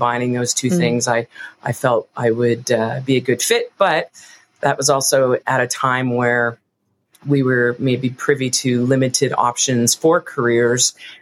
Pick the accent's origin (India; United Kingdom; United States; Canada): Canada; East Coast; now in Calgary, Canada; I grew up on the East Coast